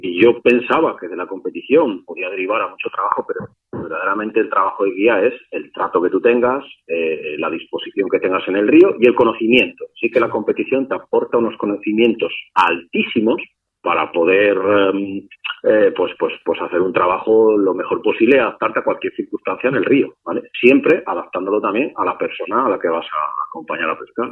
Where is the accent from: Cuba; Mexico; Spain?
Spain